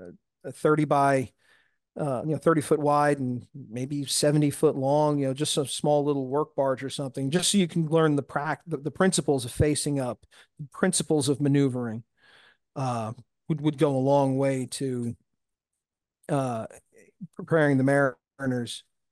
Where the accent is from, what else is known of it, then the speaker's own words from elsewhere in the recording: Syosset, New York, United States; moved away as an adult; also born or lived in League City, Texas; now in Nassau Bay, United States; I'm born and raised on Long Island.